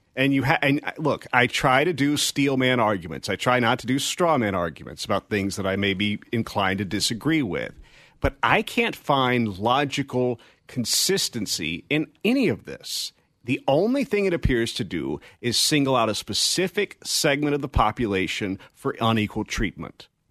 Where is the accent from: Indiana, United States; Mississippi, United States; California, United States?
Mississippi, United States; I was born in Mississippi